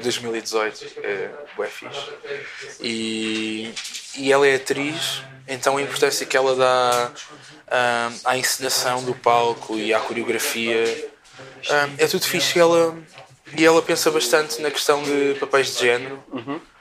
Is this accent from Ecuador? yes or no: no; Portugal; eu cresci cá em Portugal